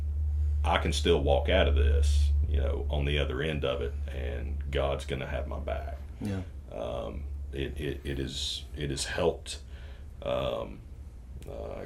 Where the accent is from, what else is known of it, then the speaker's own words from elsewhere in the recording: Walker County, Georgia, United States; also born or lived in Chickamauga, Georgia; I am born and raised in Walker County.